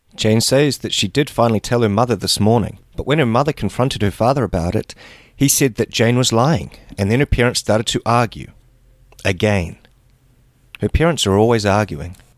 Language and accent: English; New Zealand; that was my very Kiwi, very New Zealand